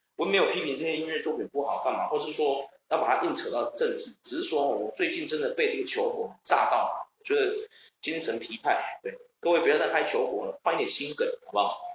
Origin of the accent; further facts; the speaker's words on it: Taiwan; 我们台湾很多人都会觉得说漂亮有什么用